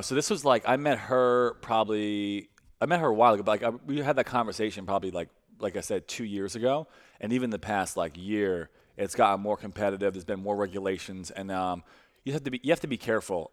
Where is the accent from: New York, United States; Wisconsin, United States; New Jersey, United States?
New York, United States; New York City; now in St. Louis, United States; I'm from Brooklyn. My family moved to, to St. Louis and then moved back two years ago.